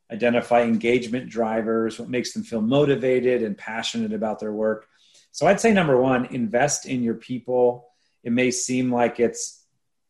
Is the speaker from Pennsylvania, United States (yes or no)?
yes; State College, Pennsylvania, United States; Penn State's the large university in my hometown